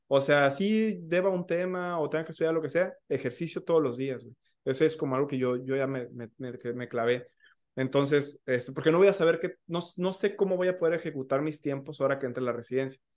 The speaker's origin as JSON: {"language": "Spanish", "region": "Michoacán", "country": "Mexico", "said": "yo no soy de Ciudad de México, este, soy, soy de Michoacán"}